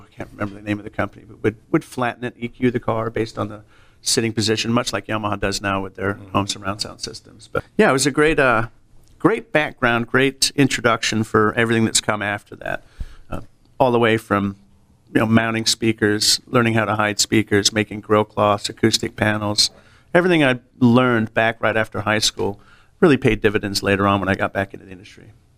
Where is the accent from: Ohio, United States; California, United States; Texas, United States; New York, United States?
California, United States; I grew up in California